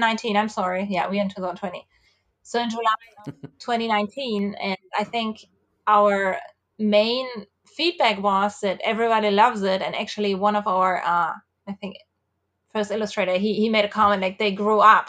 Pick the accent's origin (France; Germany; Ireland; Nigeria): Germany; moved away; So I'm from Germany, uh, and I have n, grown up with, uh, mopeds mostly